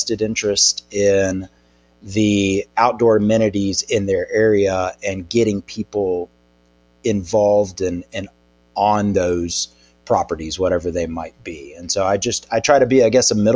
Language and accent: English; Birmingham, Alabama, United States; Born and raised in Birmingham